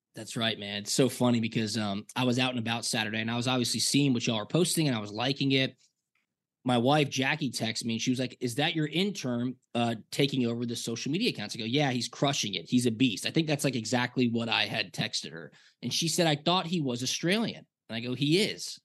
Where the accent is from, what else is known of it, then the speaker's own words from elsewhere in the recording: Atlanta, Georgia, United States; I grew up here in Atlanta.